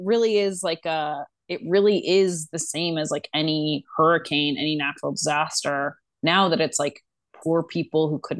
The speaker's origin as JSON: {"language": "English", "region": "Midwest", "country": "United States", "moved": "yes", "lives_now": "New York, United States", "said": "actually being a Midwesterner."}